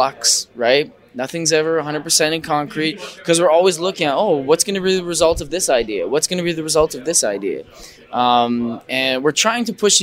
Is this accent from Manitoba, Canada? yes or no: yes; Manitoba, Canada; we're from Manitoba